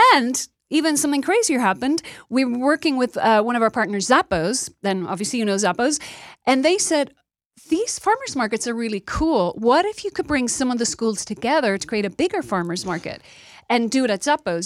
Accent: Dublin, Leinster, Ireland; moved away as an adult; also born or lived in New York / Los Angeles; now in United States; I come from Dublin, Ireland. I immigrated here thirty years ago.

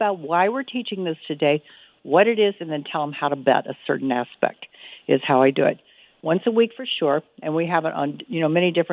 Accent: Midwest, United States; I grew up in the Midwest

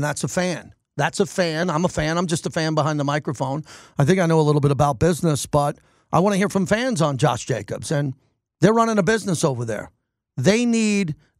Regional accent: Massapequa, New York, United States; my hometown of Massapequa, Long Island

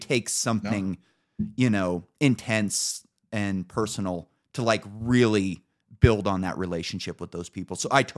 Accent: Emerald Triangle, California, United States; I'm from the Emerald Triangle.

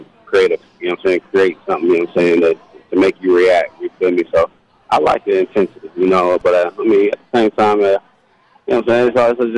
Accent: Indiana, United States; I grew up in Indiana

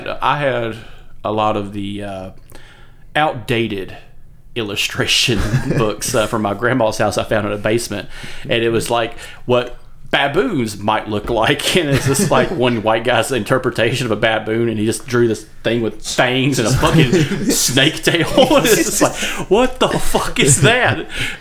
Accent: East Coast, United States; we associate with the Atlantic because we're from the East Coast

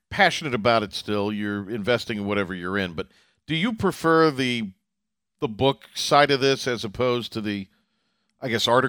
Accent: Eastern North Carolina, United States; growing up in Eastern North Carolina, there's been years and periods of years where it seems like, you know, it's quote unquote peak.

